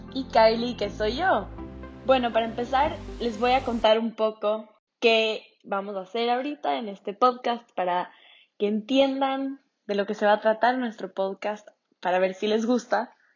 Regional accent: Ecuador; nosotras somos de Ecuador.

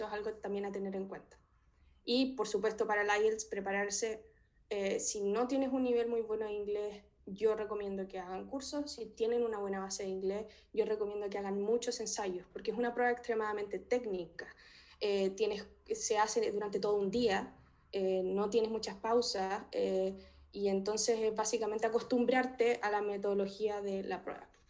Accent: Talca, Maule, Chile; moved away as an adult; also born or lived in Santiago, Chile / Edinburgh, United Kingdom; now in Leeds, United Kingdom; Soy de Talca

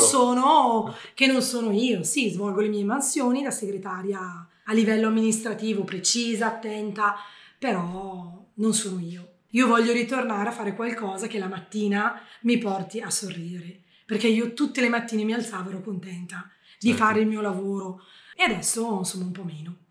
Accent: Bergamo, Lombardy, Italy; io da bergamasca ho insegnato a un abitante dell'Umbria

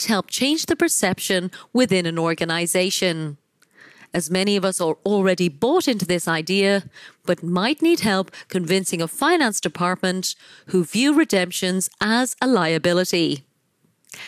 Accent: Ireland; my home country of Ireland

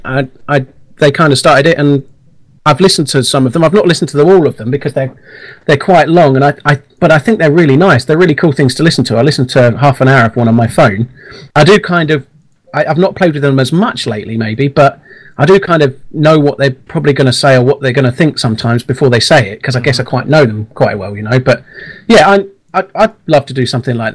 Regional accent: Lancashire, North West England, United Kingdom; moved away; I used to live in a town called Ripon near Burnley, so I was born in Lancashire

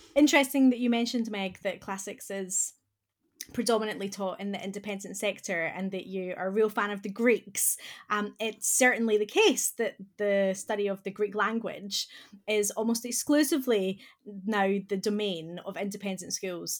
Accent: Scotland, United Kingdom; accent: Scottish; moved away; my accent that I'm originally from Scotland

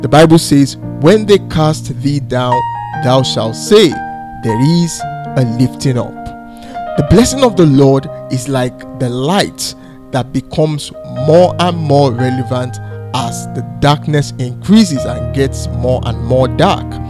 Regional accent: Nigeria; I'm from Nigeria, I live in Nigeria, and I work from Nigeria

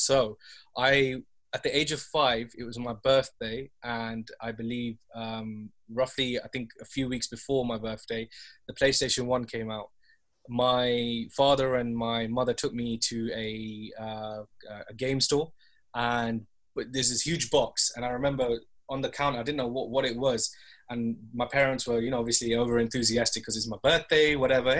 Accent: London, United Kingdom; now in Nottingham, United Kingdom; I'm originally from London. I'm currently 2.5 hours out there at the moment in a place called Nottingham.

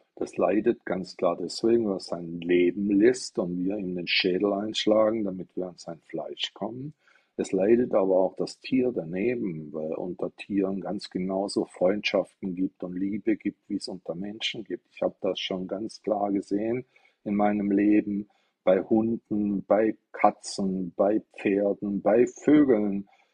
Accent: Stuttgart, Baden-Württemberg, Germany; ich komme aus Stuttgart

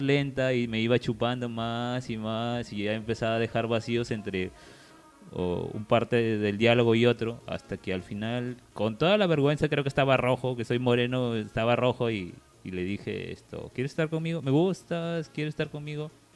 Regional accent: La Unión, Piura, Peru; yo me regresaba a mi pueblo

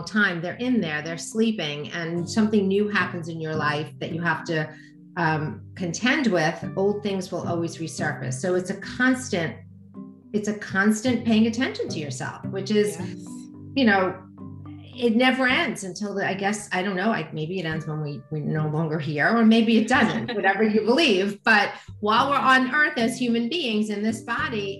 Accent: United States; I'm an American

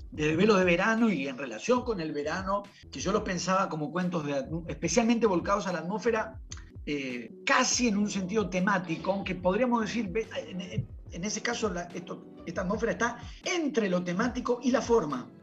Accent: Buenos Aires, Argentina; yo soy de Buenos Aires

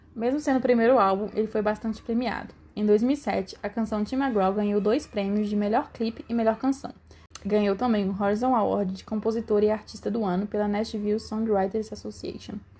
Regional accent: Brazil; eu sou brasileira

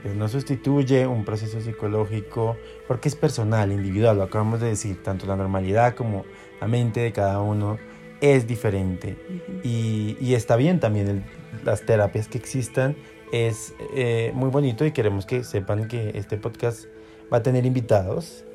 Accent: Colombia; lo estamos haciendo desde Colombia, somos colombianos

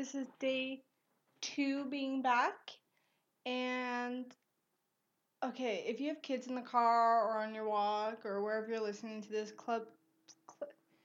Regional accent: Canada; we're Canadian

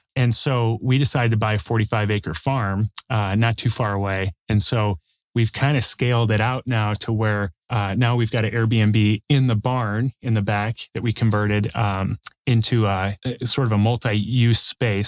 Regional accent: Chicago, Illinois, United States; now in Northwest Indiana, United States; I grew up in the south suburbs of Chicago

